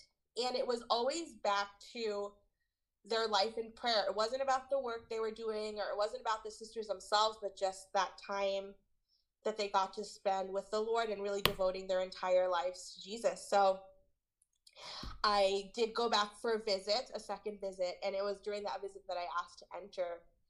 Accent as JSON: {"language": "English", "town": "New York City", "region": "New York", "country": "United States", "tie": "born or raised there", "said": "Yeah, so I was born and raised in New York City."}